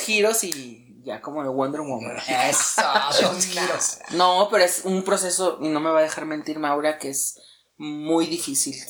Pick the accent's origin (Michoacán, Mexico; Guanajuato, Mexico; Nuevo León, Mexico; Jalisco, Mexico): Jalisco, Mexico; Guadalajara; now in Mexico City, Mexico; yo soy originaria de Guadalajara